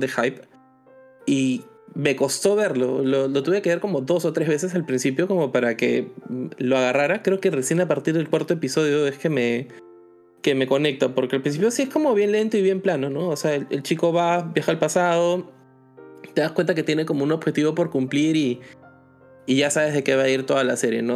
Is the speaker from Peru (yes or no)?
yes; Peru; nosotros como peruanos